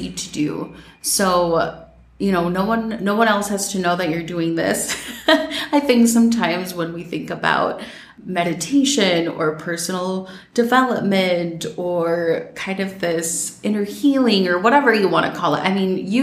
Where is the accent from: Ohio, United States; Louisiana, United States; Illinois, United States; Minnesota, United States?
Minnesota, United States; growing up in Minnesota